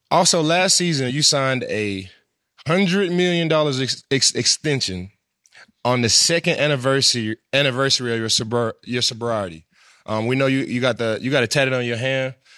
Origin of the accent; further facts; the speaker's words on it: Dallas, Texas, United States; I'm from Dallas